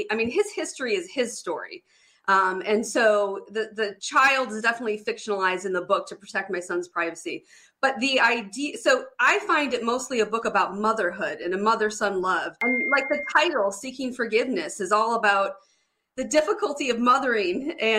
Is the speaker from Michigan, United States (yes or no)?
yes; Detroit, Michigan, United States; I grew up in Detroit, Michigan, like the heart of Detroit